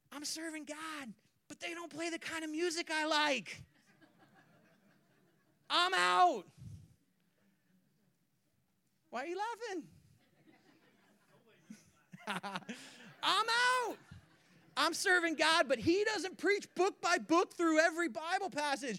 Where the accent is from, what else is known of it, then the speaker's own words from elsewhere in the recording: California, United States; moved away; also born or lived in Spokane; I grew up in California